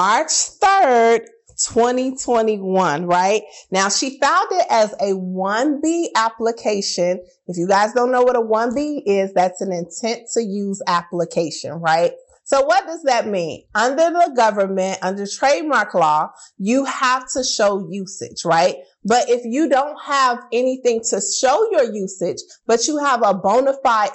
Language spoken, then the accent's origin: English; Chicago, Illinois, United States; I'm from Chicago. We got special language for everything, right? Like we say pop instead of soda